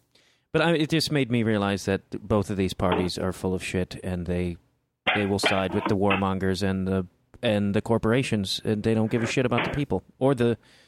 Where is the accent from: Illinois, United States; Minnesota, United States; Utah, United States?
Illinois, United States; Chicago; I grew up in Chicago, actually.